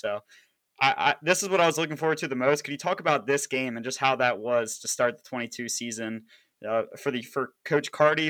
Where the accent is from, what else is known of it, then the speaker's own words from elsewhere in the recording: Annapolis, Maryland, United States; I'm from the Annapolis area